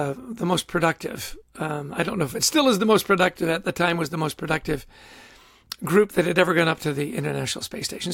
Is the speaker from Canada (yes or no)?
yes; Canada; I grew up in Canada